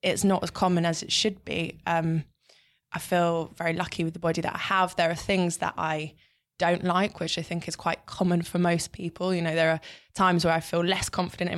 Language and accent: English; London, United Kingdom; I grew up in North London.